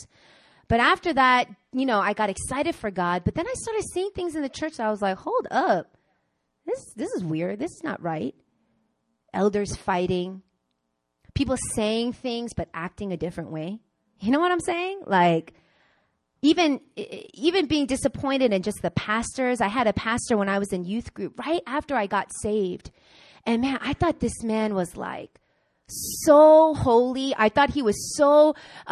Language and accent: English; Long Island, New York, United States; moved away as an adult; also born or lived in Queens, New York; now in South Korea; I grew up in Long Island. I mean, I was born in Queens, but I grew up in Long Island